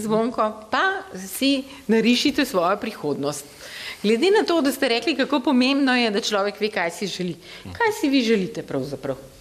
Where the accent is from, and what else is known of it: Slovenia